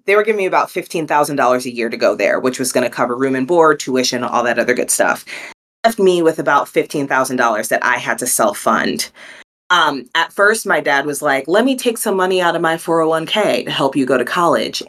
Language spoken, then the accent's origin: English; New Jersey, United States; now in Durham, United States; I am originally from New Jersey. I now live in Durham, North Carolina